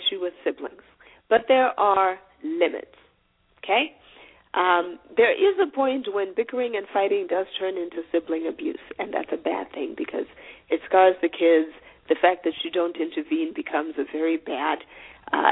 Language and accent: English; Zimbabwe; I'm from Zimbabwe